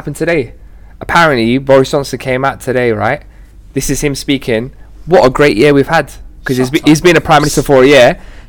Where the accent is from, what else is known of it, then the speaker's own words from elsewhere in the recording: United Kingdom; The British government, right? Because you know we're British, innit? We're great, yeah.